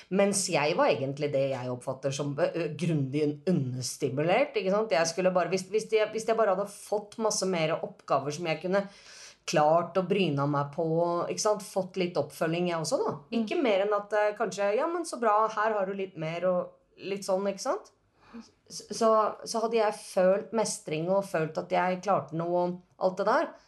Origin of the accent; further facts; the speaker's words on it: Norway; jeg er jo norsk